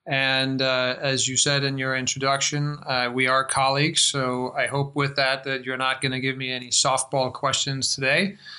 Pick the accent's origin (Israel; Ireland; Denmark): Denmark; accent: American; English is a second language; moved away as an adult; also born or lived in United States; You can probably tell from my accent that I spend a lot of time in the United States. I grew up in Denmark on a farm, not terribly far from here, with horses and chickens, and then went to the States for college